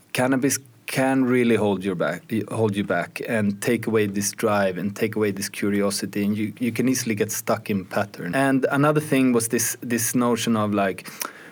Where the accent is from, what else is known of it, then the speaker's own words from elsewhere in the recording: Sweden; I grew up in Sweden